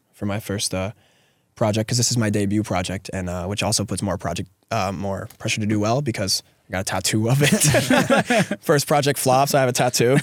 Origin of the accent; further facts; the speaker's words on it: Atikokan, Ontario, Canada; I live in a very, very small town with, uh, under three thousand people